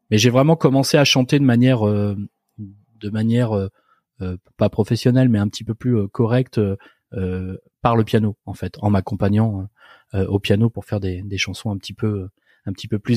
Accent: Nantes, Pays de la Loire, France; En fait, à l'école vétérinaire de Nantes, parce que je suis issu de Nantes

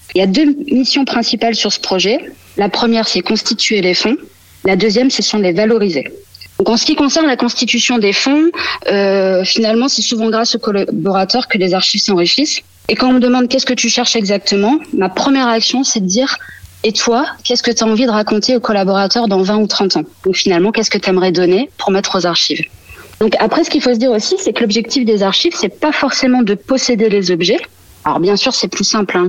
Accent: Bay of the Somme, Hauts-de-France, France; Je suis originaire de la baie de Somme

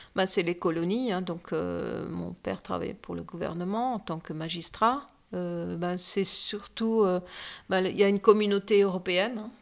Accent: Dschang, West, Cameroon; je suis née à Chang

